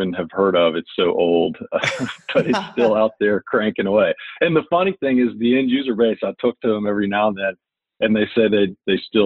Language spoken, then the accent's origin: English; Beaumont, Texas, United States; I'm originally from Beaumont, Texas. Grew up in Beaumont, went to high school through there